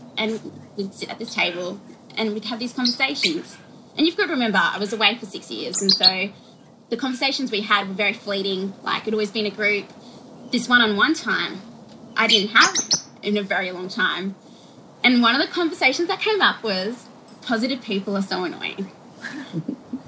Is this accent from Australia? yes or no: yes; Perth, Western Australia, Australia; moved away as an adult; also born or lived in Sydney; now in Melbourne, Australia; I'm back in my hometown